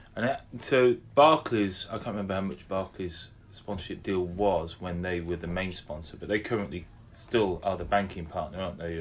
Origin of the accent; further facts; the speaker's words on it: England, United Kingdom; we're we're you know we're English